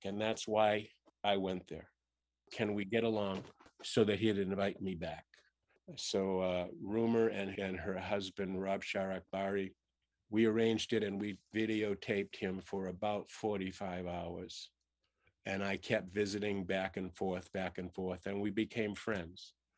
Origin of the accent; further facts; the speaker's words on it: Boston, Massachusetts, United States; growing up in Boston